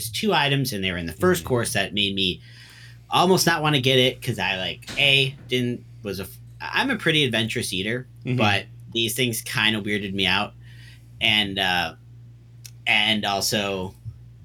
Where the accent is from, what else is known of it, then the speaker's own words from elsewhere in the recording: United States; as an American